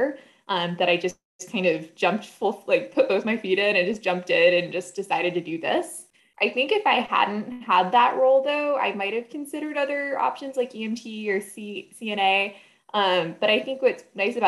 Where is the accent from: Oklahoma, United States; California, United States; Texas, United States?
California, United States; Los Gatos; I grew up in Los Gatos, California, went to Los Gatos High